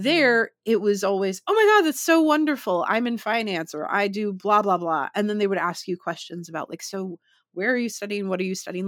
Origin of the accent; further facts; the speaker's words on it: United States; also born or lived in London; I'm, you know, from the U S, and I'm s, here studying theater.